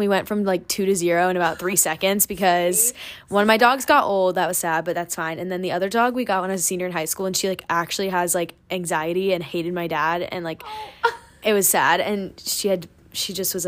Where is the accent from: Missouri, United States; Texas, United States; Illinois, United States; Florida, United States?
Texas, United States; Dallas; moved away as an adult; now in Georgia, United States; I'm from Dallas, Texas